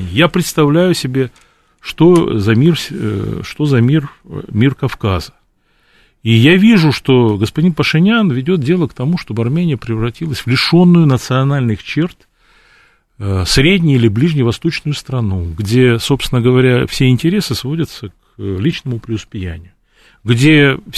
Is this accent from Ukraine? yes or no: no; Batumi, Adjara, Georgia; born there; Я русское лицо кавказской национальности. Родился в Батуми. Все мои предки русские, донские казаки